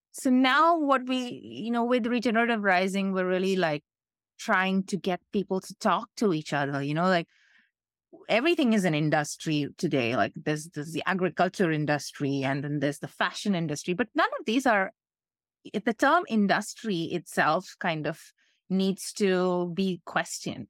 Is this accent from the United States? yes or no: no; India; I'm coming from India where this is quite, we, we have really serious problems here